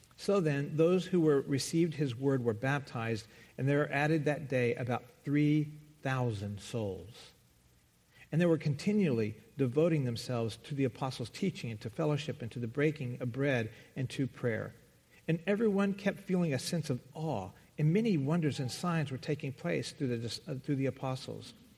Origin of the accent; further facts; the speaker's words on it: the South, United States; moved away; I come from the South